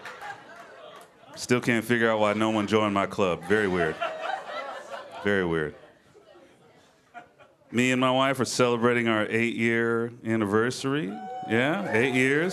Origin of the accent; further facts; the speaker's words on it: Memphis, Tennessee, United States; I'm originally from Memphis, Tennessee